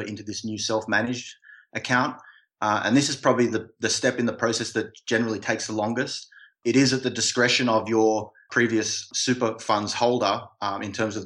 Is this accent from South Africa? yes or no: no; Australia; now in United States; that's my home country and I've got some people back there